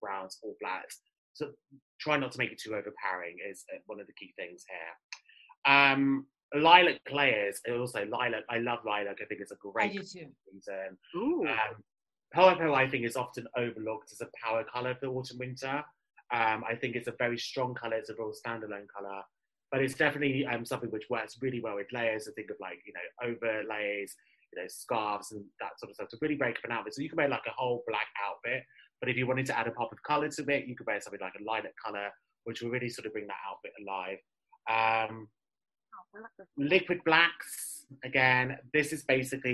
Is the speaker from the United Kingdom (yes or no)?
yes; United Kingdom; accent: British; My British accent